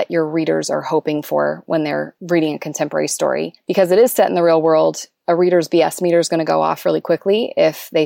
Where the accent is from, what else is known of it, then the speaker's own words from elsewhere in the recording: Stirling, Alberta, Canada; I'm from a village in Canada called Sterling, Alberta, with a population of fewer than 1,000 people.